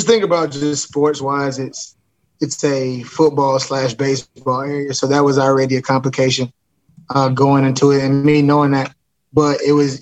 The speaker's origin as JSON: {"language": "English", "town": "Alcoa", "region": "Tennessee", "country": "United States", "said": "I'm from Alcoa"}